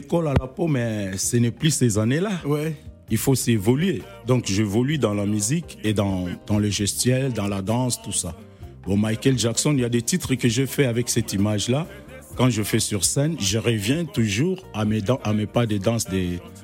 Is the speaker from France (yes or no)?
no; Kikwit, Kwilu, DR Congo; moved away; je suis originaire des Bandundu, précisément à Kikwit